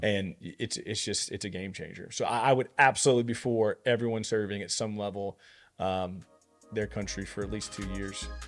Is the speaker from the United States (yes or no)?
yes; United States; I'm an American